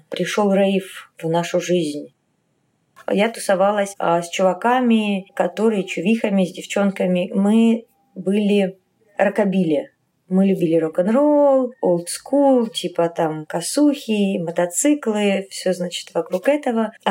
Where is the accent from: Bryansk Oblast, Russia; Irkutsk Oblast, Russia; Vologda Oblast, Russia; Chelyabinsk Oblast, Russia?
Bryansk Oblast, Russia; Bryansk; born there; also born or lived in Kharkiv, Ukraine; Нет, я родилась в Брянске. Мне просто папа военный, поэтому мы мотались.